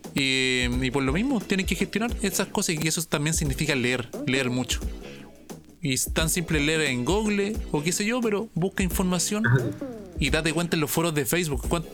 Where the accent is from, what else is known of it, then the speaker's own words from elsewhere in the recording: Chile; acá somos chilenos